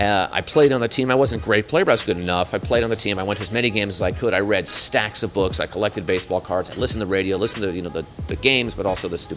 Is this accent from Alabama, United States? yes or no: no; San Francisco, California, United States; born or raised there; also born or lived in New York City